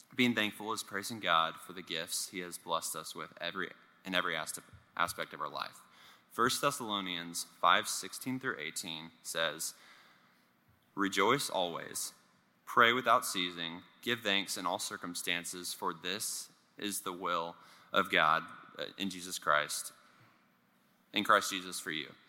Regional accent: Richardson, Texas, United States; also born or lived in Lake Highlands, Dallas, Texas; the year that we moved from Lake Highlands to Richardson, and I had to move to public school.

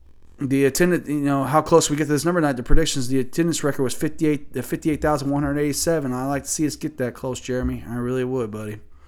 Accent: Louisville, Kentucky, United States; now in Indiana, United States; my hometown

